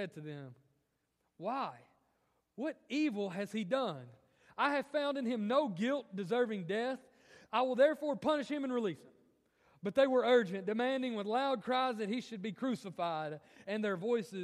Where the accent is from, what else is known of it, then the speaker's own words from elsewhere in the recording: Morristown, Tennessee, United States; I grew up most of my life in Morristown, Tennessee.